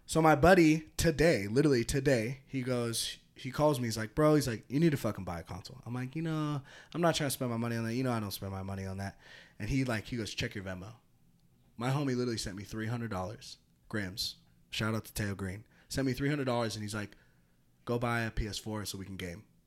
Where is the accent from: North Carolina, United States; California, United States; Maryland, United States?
California, United States; Santa Rosa; moved away; I'm from Northern California